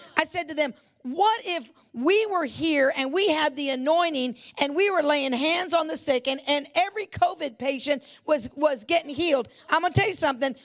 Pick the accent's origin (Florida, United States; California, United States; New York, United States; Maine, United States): California, United States; I'm in California. I was born and raised in California